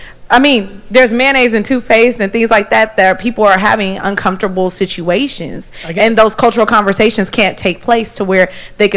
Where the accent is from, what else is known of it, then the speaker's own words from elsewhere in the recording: Oakland, California, United States; I'm from Oakland.